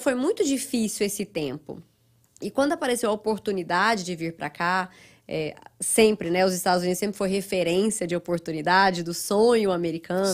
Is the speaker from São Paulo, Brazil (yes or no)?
no; Goiânia, Goiás, Brazil; moved away as an adult; also born or lived in Ituiutaba, Minas Gerais, Brazil; now in United States; Eu sou mineira, nasci no interior de Minas, uma cidadezinha perto de Uberlândia chamada Ituiutaba. Ah, mas aos sete anos eu fui para Goiânia.